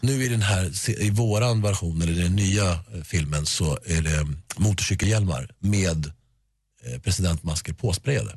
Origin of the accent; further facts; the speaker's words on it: Sweden; Sverige är mitt hemland och det är här jag bor och det är här mina vänner bor